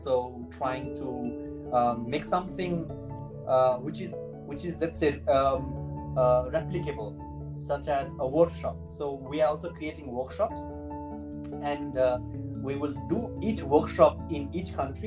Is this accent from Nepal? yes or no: yes; Nepal; accent: Nepali; now in Italy; I am from Nepal. If you couldn't hear my Nepali accent, now you know. I'm in Italy also